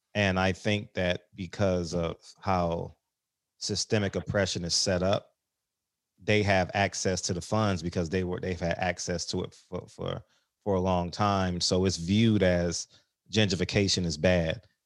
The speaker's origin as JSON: {"language": "English", "town": "Los Angeles", "region": "California", "country": "United States", "tie": "born or raised there", "also_born_or_lived": "New York / Tidewater, Virginia", "said": "I grew up, like, on the Blade, so Figueroa was, like, a half a block from my house"}